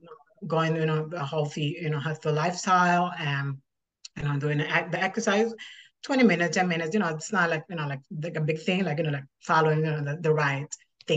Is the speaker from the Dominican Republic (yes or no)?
yes; Dominican Republic; moved away as an adult; now in New York City, United States; Well, I'm from Dominican Republic, but right now I live in New York City with my husband and my three kids.